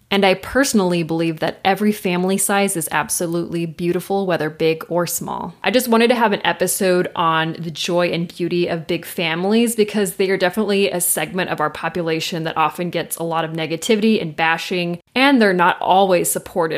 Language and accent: English; Southern California, United States; growing up in Southern California